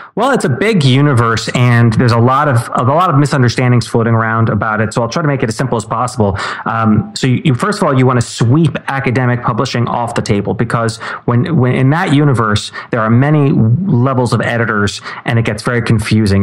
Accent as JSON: {"language": "English", "town": "New York City", "region": "New York", "country": "United States", "tie": "born or raised there", "said": "I'm from right here in New York City. Grew up here"}